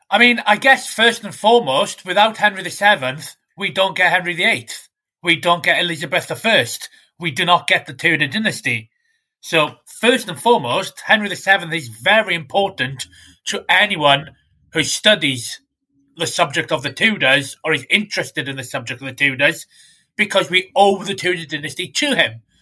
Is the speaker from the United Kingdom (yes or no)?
yes; West Wales, United Kingdom; I'm an author from West Wales in the UK.